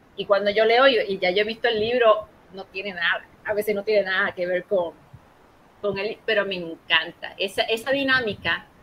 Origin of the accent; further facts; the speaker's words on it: Ponce, Puerto Rico; yo soy de Ponce, somos de Ponce